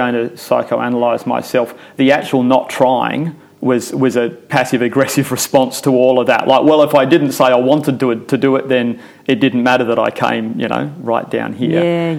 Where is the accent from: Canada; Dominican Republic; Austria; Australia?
Australia; Sydney, New South Wales; also born or lived in England; So I grew up in suburbia in Epping in Sydney.